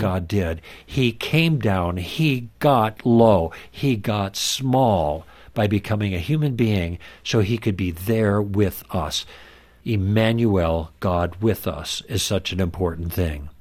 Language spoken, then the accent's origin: English; Midwest, United States; born or raised there; moved away; also born or lived in Los Angeles